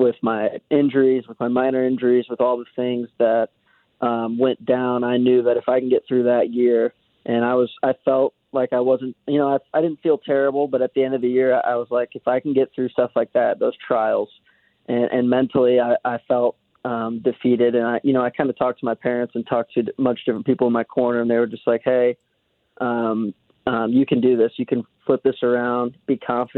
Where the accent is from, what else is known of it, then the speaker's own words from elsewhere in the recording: Swansea, Illinois, United States; I'm actually from a small town on the east side of the Mississippi River, right outside St. Louis, called Swansea, Illinois.